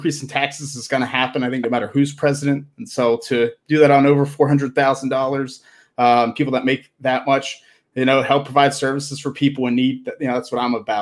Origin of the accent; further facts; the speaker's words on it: Pittsburgh, Pennsylvania, United States; Born, raised, living in Pittsburgh